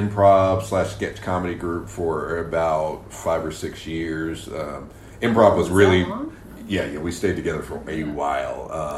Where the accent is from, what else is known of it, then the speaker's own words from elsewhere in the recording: Fayetteville, North Carolina, United States; Not continuously. I did leave for a little bit when I went to school at UNCP in Pembroke, North Carolina, and then I stayed